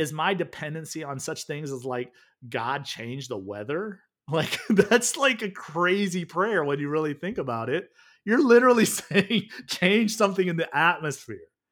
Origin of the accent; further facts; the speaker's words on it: the South, United States; moved away; also born or lived in the North; I grew up in the South, grits was like the thing